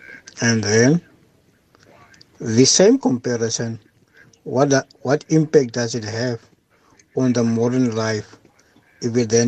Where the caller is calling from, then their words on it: Western Cape, South Africa; I'm from Hot by Cape Town.